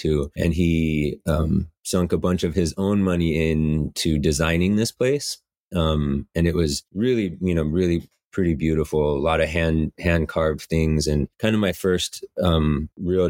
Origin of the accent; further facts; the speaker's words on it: Medford, Oregon, United States; moved away as an adult; also born or lived in Cape Cod, Massachusetts; now in Portland, United States; And then we moved back to Southern Oregon, and I lived in Medford, Ashland area until Nisha and I were about 20-ish